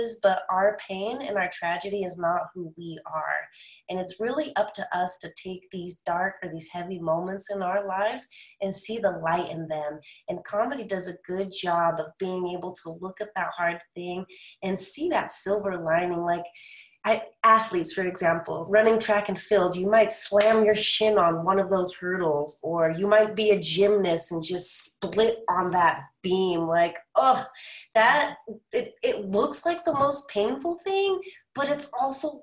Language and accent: English; Utah, United States; also born or lived in California; I was born in California and at a young age, I moved to Utah